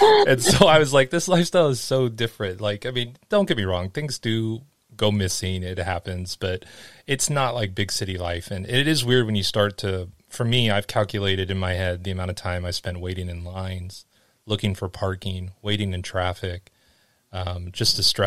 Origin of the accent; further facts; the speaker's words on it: Los Angeles, California, United States; moved away as an adult; growing up in Los Angeles